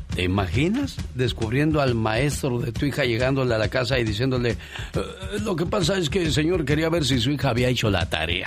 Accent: Morelos, Mexico; moved away; Un día salí de Morelos, pero Morelos nunca salió de mí

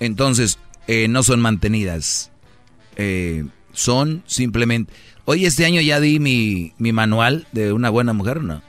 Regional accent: Monterrey, Nuevo León, Mexico; como buen regio lo prendemos nosotros el asador

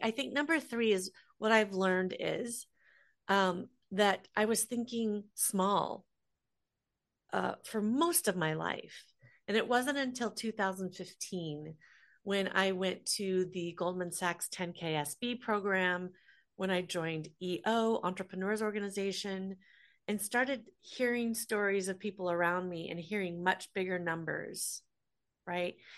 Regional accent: Des Moines, Iowa, United States; I grew up in Des Moines, Iowa, so the middle of the country.

